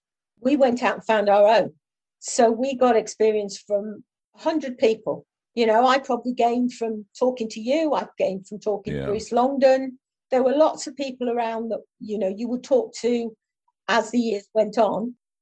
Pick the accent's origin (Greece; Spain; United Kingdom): United Kingdom; Ulverston, North West England; now in London, United Kingdom; I mean, I moved down from Ulverston, Barry and Furness. If I'd lived up there, I would not have been involved in athletics.